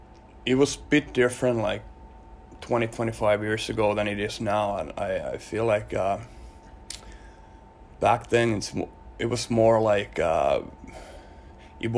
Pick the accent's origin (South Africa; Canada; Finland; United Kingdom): Finland; Helsinki, Uusimaa; I grew up in Helsinki, Finland.